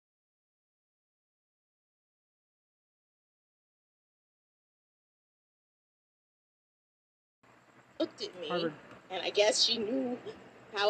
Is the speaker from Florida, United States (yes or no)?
yes; Miami, Florida, United States; I'm from Miami, Florida